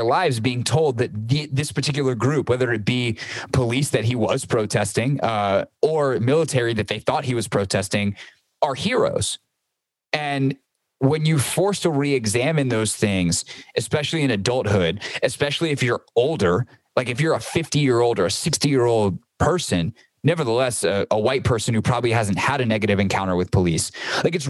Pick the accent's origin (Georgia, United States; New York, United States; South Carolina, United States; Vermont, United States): South Carolina, United States; Greenville; moved away; I grew up in the South. I grew up as a white man in Greenville, South Carolina